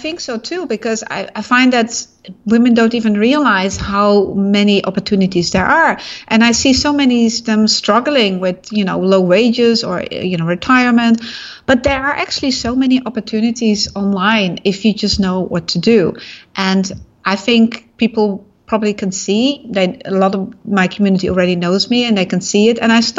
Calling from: Singapore; I'm in Singapore. Very hot.

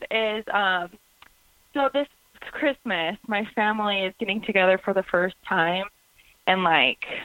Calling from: North Hollywood, California, United States; I'm calling from North Hollywood.

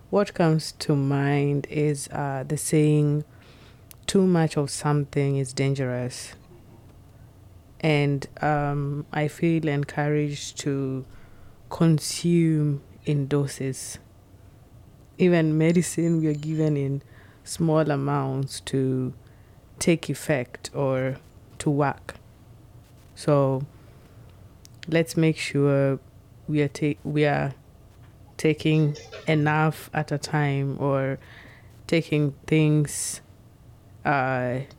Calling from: Seattle, Washington, United States; This is …. I'm speaking from Seattle.

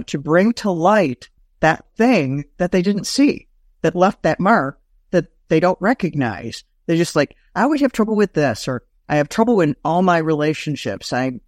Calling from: Detroit, Michigan, United States; Michigan. Metro Detroit area.

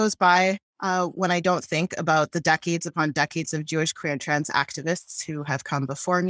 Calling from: Vancouver, British Columbia, Canada; Well, thank you for having us. I'll go first. I'm calling in from Vancouver

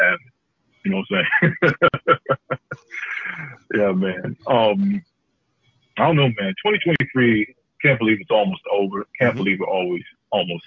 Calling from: Cleveland, Ohio, United States; calling from Cleveland live

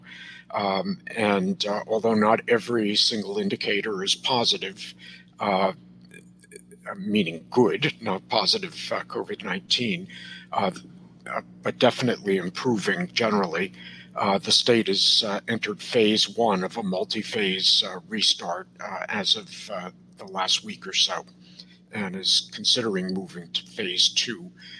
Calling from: Belmont, Massachusetts, United States; I'm calling in from Belmont, Massachusetts, just outside of Boston.

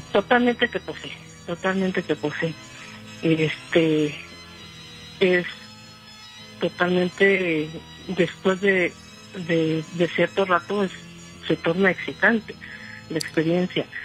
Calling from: Mexico City, Mexico; De aquí del DF.

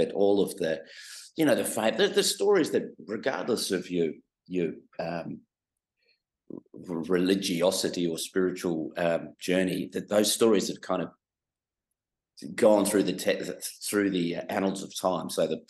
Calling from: Melbourne, Victoria, Australia; Well, we're based here in Melbourne.

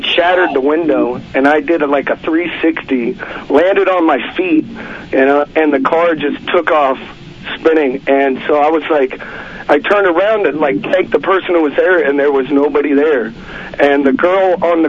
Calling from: Santa Monica, California, United States; from Santa Monica.

